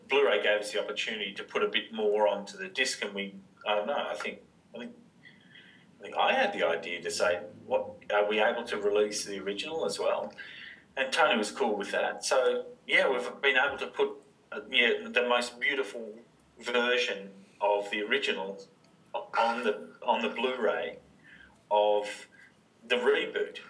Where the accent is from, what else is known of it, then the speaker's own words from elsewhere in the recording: Wodonga, Victoria, Australia; I grew up in in Wodonga